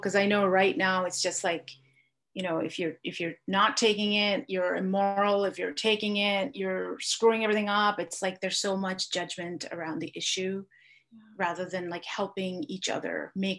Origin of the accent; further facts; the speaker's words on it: India; I grew up in India